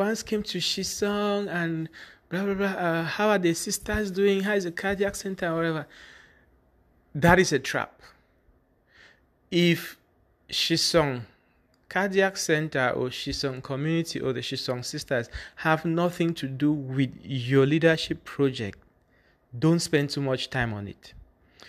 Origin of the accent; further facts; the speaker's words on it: Bamenda, Northwest Region, Cameroon; When I say I'm from Bamenda